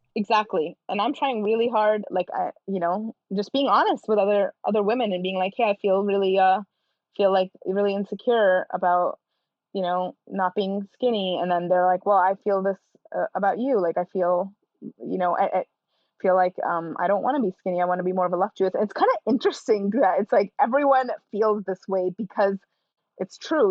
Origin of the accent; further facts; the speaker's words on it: India; I am Indian